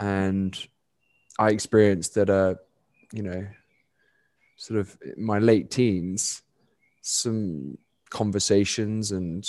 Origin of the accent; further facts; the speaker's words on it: London, United Kingdom; because it's so alien to, you know, the privileged bubble that I grew up in London, England.